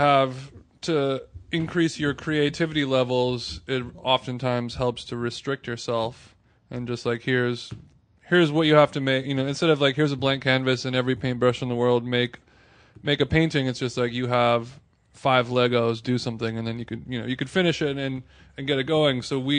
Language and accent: English; Orange County, California, United States; we had a hard time growing up in Orange County